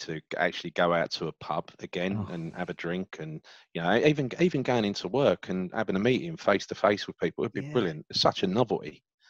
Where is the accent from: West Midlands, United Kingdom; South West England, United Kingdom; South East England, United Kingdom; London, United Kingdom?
London, United Kingdom; I'm from the East End. I grew up, born in Hackney, raised in Stepney and Mile End. You couldn't get too much more East End than that. Went to school in Bethnal Green and Stepney